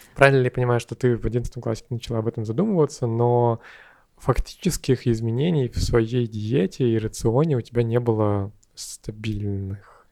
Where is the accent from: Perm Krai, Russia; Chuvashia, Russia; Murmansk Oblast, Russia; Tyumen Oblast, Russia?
Perm Krai, Russia; Perm; я сам из Перми